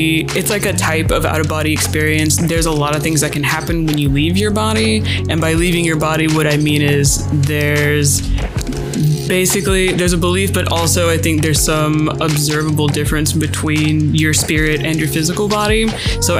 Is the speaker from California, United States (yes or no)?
no; Atlanta, Georgia, United States; also born or lived in Oxford, England; I'm from Atlanta